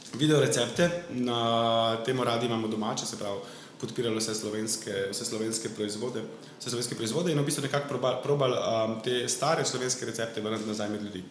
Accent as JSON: {"language": "Slovenian", "country": "Slovenia", "said": "vsi mi Slovenci smo res pač tako zadrti narod"}